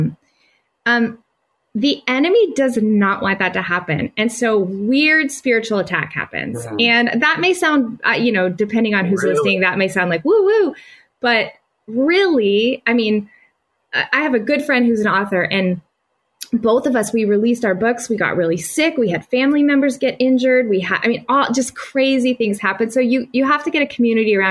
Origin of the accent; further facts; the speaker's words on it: the South, United States; moved away; I grew up in the South.